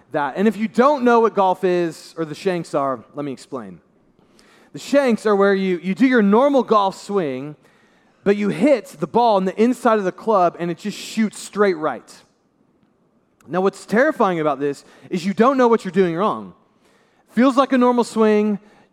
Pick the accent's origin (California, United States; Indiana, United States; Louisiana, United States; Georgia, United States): Indiana, United States; Brownsburg; I'm from Brownsburg, Indiana, downstate a little bit from here.